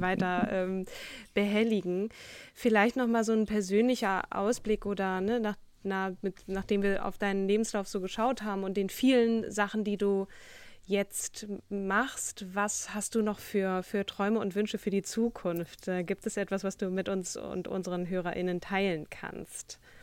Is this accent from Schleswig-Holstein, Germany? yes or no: yes; Schleswig-Holstein, Germany; ich komme ja sogar aus Schleswig-Holstein